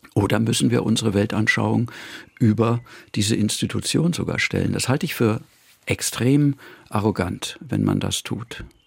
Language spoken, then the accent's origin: German; Munich, Bavaria, Germany; moved away as an adult; now in Vienna, Austria; ich bin in München groß geworden.